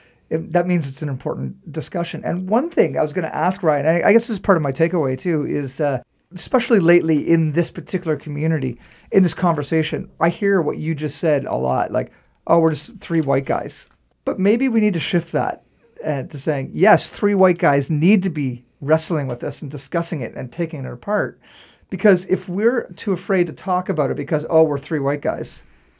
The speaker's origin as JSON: {"language": "English", "town": "Saint John", "region": "New Brunswick", "country": "Canada", "tie": "born or raised there", "said": "growing up in St. John"}